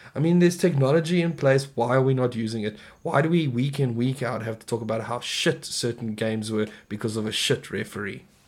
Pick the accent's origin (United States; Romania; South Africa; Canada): South Africa